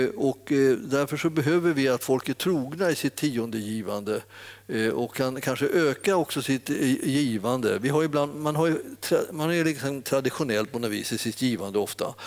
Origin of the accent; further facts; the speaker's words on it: Stockholm area, Stockholm County, Sweden; jag har vuxit upp här i, i Stockholmstrakten